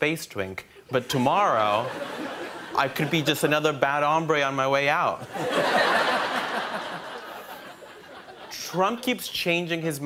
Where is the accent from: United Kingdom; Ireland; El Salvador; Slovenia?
El Salvador; English is a second language; now in Brooklyn, United States; I grew up in El Salvador watching a lot of American TV. That's part of the reason why I'm fluent in English now